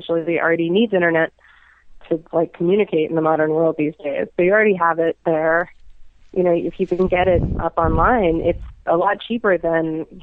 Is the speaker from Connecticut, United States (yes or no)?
no; New York, United States; moved away as an adult; now in Chicago, United States; it reminds me of New York when I was growing up there